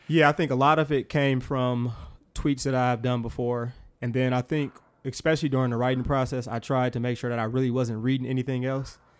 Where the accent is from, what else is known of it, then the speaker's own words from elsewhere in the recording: Milwaukee, Wisconsin, United States; born and raised in Milwaukee, Wisconsin.